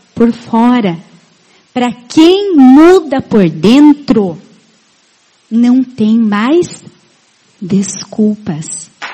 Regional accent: Itá, Santa Catarina, Brazil; moved away as an adult; also born or lived in Maringá; now in Chapecó, Brazil; eu sou da terra de um diamante. Isso, eu sou de Itá.

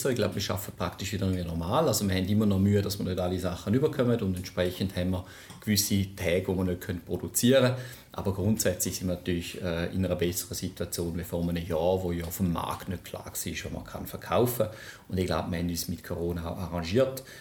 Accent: Switzerland; Ich bin, wie man sicherlich gehört, bin ich Schweizer. Ich bin einer der wenigen Pendler, die regelmäßig aus der Schweiz nach Vorarlberg pendelt, von St. Gallen nach

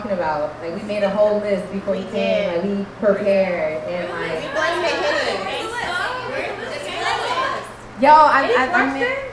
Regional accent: Compton, California, United States; I'm from LA, and for a long time, the way I spoke was my insecurity, because I'm from the hood, I'm from Compton

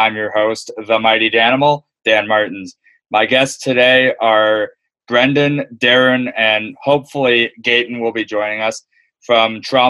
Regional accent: Aurora, Ontario, Canada; I'm from Aurora, so like very small

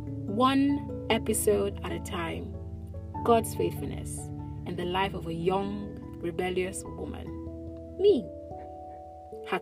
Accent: Lagos, Nigeria; I'm Igbo by origin and have lived in Lagos all my life

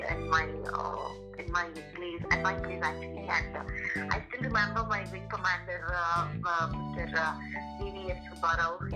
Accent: Andhra Pradesh, India; I am from Assam College, Jaiwara in Andhra Pradesh. Uh-huh. And, uh, I'm, I am I was born here and I pursued my education over here.

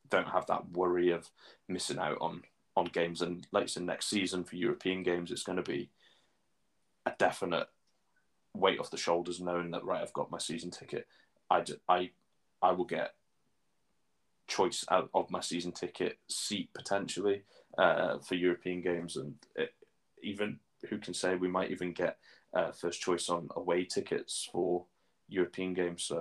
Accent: Newcastle, North East England, United Kingdom; I'm I'm from England, so it's, it's not an away day for me. It's a trip home.

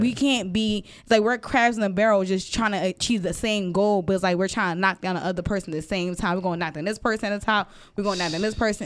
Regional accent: Philadelphia, Pennsylvania, United States; I'm from Philly

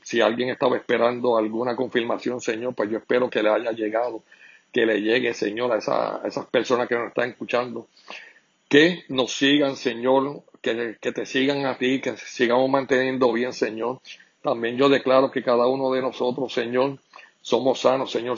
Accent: Puerto Rico; como todo puertorriqueño

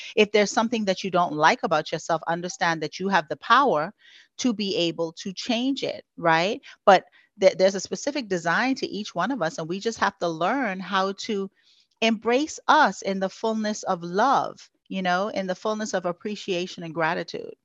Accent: Freeport, Grand Bahama, Bahamas; moved away as an adult; now in Houston, United States; I was born and raised in the Bahamas on the island of Freeport, Grand Bahama.

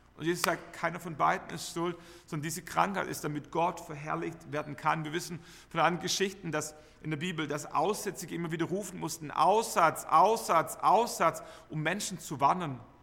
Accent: Germany; Wir, wir kennen Enthusiasmus als Deutsche

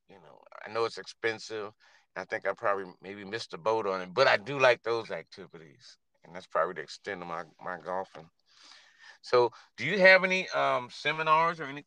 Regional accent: Cleveland, Ohio, United States; I'm from Ohio, Cleveland

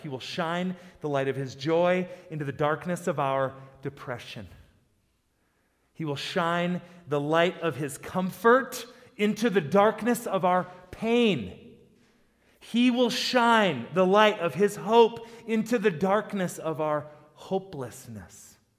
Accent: South Dakota, United States; also born or lived in Boise, Idaho; now in Colorado, United States; I grew up in South Dakota

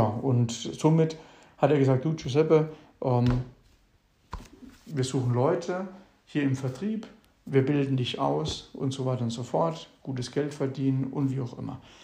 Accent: Mannheim, Baden-Württemberg, Germany; also born or lived in Ilvesheim; Ich komme aus meiner Heimatstadt Mannheim. Hier bin ich geboren, bin in Ilvesheim. Das ist eine Nachbargemeinde aus dem Rhein-Neckar-Kreis bin ich aufgewachsen.

